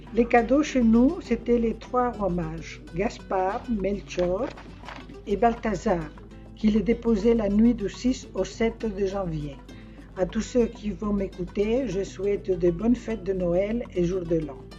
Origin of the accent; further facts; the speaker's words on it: Spain; now in France; cela fait un certain temps que je suis partie d'Espagne